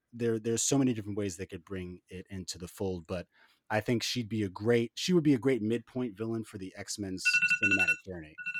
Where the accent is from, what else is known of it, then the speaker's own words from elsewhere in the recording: New York City, New York, United States; I'm from Harlem